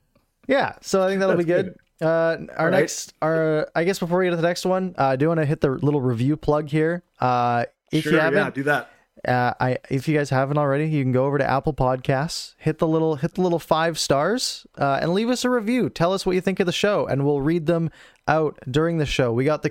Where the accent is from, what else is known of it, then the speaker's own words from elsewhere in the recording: Abbotsford, British Columbia, Canada; Yeah. I grew up in Abbotsford, at least in my sort of elementary school years.